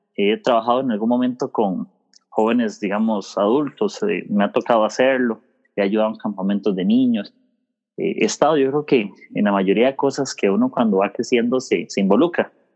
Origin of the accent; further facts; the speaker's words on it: Desamparados, San José, Costa Rica; yo soy de Costa Rica